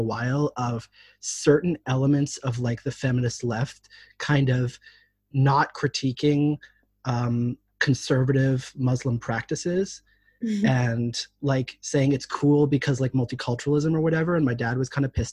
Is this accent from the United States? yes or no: no; Canada; moved away as an adult; now in Israel; I'm originally from Canada, so I'm a good old, you know, hockey loving something.